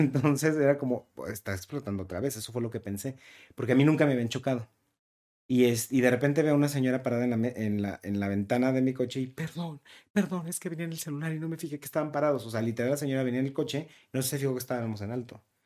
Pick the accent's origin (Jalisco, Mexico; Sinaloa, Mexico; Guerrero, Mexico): Jalisco, Mexico; Guadalajara; yo soy de Guadalajara